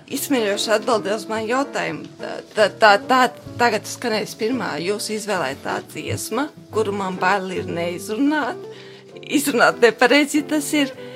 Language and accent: Latvian; Gulbene, Vidzeme, Latvia; now in Liepāja, Latvia; no manas dzimtās puses gulbenes